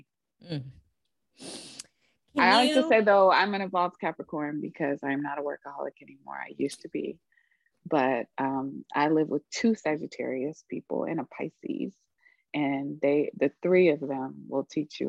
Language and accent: English; Charlotte, North Carolina, United States; now in Jersey City, United States; I was born and raised on Catawba and Sugary Land in what is known as Charlotte, North Carolina